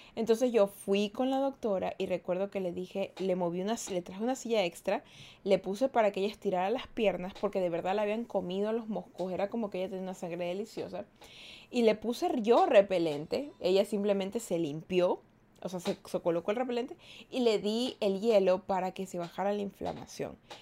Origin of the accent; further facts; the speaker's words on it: Ecuador; yo soy de Ecuador